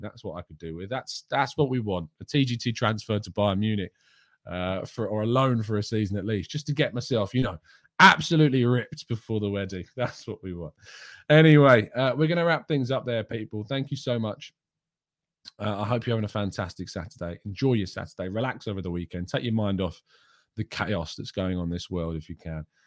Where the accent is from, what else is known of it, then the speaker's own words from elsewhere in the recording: England, United Kingdom; I am English